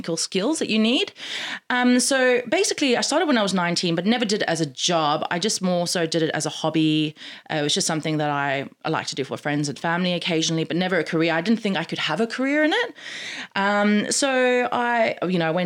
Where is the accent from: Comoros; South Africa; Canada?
South Africa; moved away as an adult; also born or lived in United States / London; I'm from South Africa originally. When I finished high school, I moved to America for 6 months. And then from America, I moved to London.